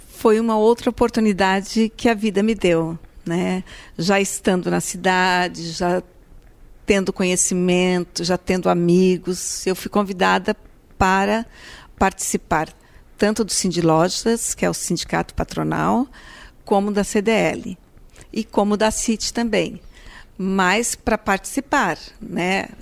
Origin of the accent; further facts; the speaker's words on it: Braço do Norte, Santa Catarina, Brazil; sou natural de Braço do Norte